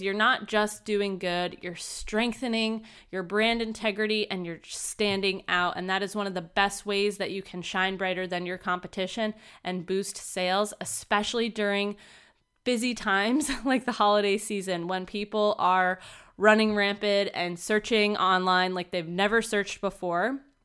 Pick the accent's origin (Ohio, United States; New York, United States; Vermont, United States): Vermont, United States; moved away; back up in my hometown of Vermont